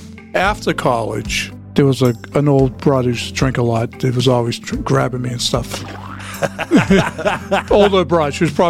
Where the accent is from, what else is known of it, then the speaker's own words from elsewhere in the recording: Boston, Massachusetts, United States; also born or lived in Swampscott; We moved to Swampscott from East Boston